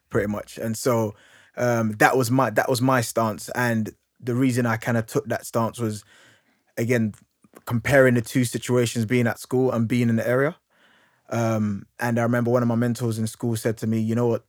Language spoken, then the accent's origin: English; London, United Kingdom; I grew up in, I grew up in Hackney